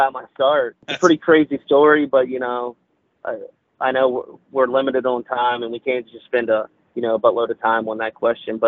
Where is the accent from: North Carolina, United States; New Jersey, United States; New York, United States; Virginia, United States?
Virginia, United States; I'm from Virginia